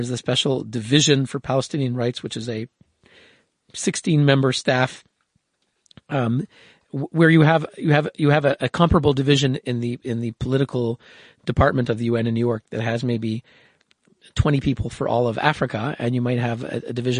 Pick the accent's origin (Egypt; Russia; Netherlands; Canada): Canada; now in Switzerland; I'm born in Canada. My grandparents came three generations ago. They fled anti-Semitism from Poland. You know, I'm Canadian